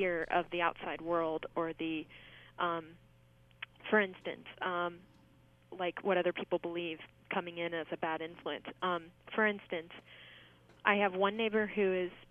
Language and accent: English; Orange County, California, United States; now in Glendale, United States; I was raised in Orange County